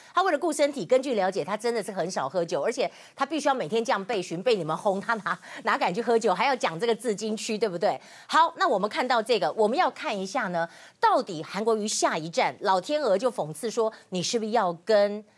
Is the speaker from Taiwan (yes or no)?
yes; Taiwan; 我们台湾人